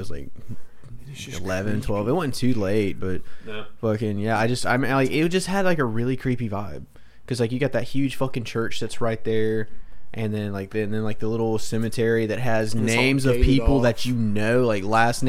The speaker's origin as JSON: {"language": "English", "town": "Augusta", "region": "Georgia", "country": "United States", "said": "I'm from Augusta"}